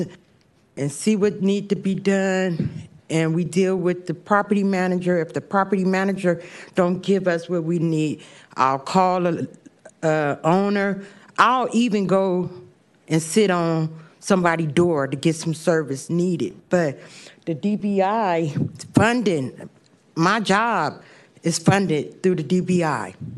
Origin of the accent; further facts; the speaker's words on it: San Francisco, California, United States; I work in the Bayview District. I grew up in the Bayview District. I grew up and I work